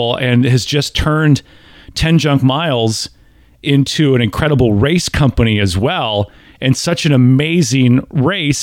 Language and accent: English; Wisconsin, United States; now in Tennessee, United States; I'm born and raised in Wisconsin.